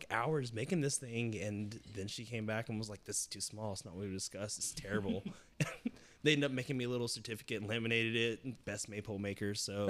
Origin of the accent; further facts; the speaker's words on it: Tennessee, United States; I'm from Tennessee, man.